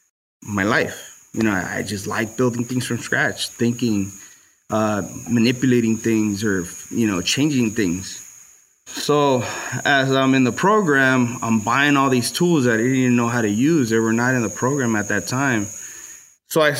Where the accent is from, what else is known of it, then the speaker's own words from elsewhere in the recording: Los Angeles, California, United States; I grew up in Watts, so it was a really bad area.